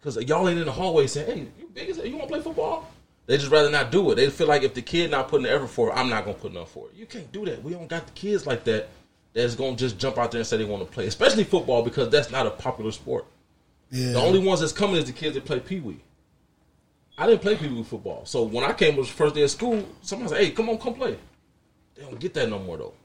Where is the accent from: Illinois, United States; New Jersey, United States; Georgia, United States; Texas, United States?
Illinois, United States; Joliet; also born or lived in Aurora; I've been here my whole life. Born and raised in Joliet. I ain't never left